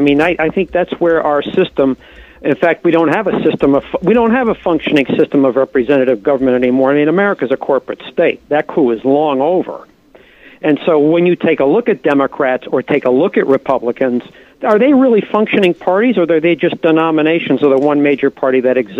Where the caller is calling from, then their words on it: Norwalk, Connecticut, United States; I'm calling from Norwalk, Connecticut.